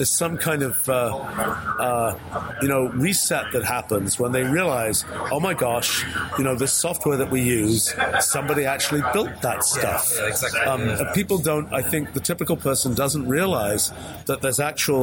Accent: England, United Kingdom; I was born in England

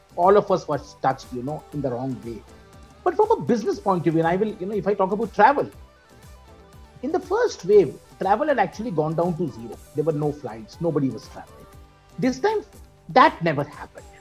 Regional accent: India; I'm part of corporate India or that I'm an Indian

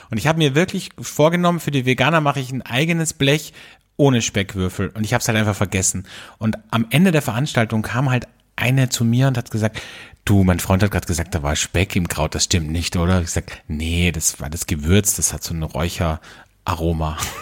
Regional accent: Austria; bei uns in Österreich

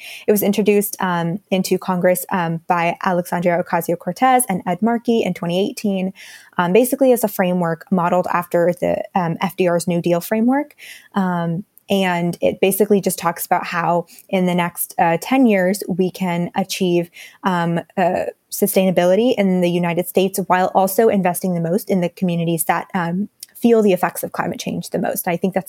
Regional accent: India; So my family is a family of immigrants, and I'm really surrounded by that fact every day. In my hometown right now, in India, there's a lot of the monsoon seasons have been getting worse and worse in the last several years.

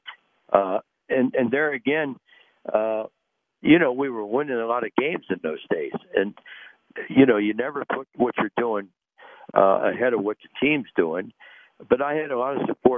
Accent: Cincinnati, Ohio, United States; that's my hometown

